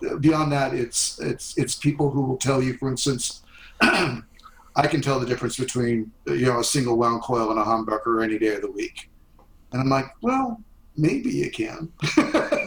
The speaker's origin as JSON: {"language": "English", "country": "United States", "tie": "born or raised there", "said": "In the U.S. where I grew up"}